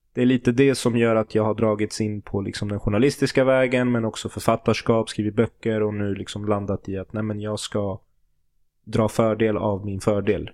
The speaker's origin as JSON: {"language": "Swedish", "country": "Sweden", "tie": "born or raised there", "said": "jag är född och uppvuxen i Sverige"}